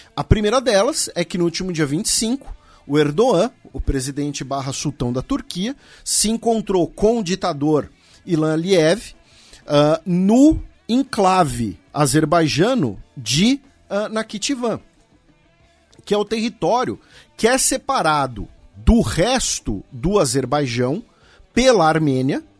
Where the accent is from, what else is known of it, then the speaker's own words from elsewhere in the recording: Brazil; nós que somos brasileiros